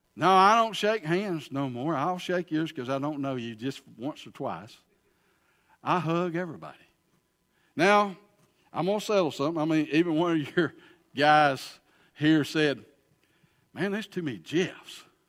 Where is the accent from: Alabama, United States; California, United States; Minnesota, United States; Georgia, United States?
Alabama, United States; Pell City; also born or lived in Huntsville, Alabama; I am from Pell City, Alabama